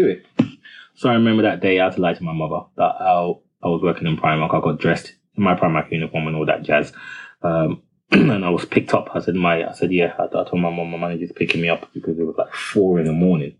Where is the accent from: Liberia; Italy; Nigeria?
Nigeria; now in United Kingdom; I'm Nigerian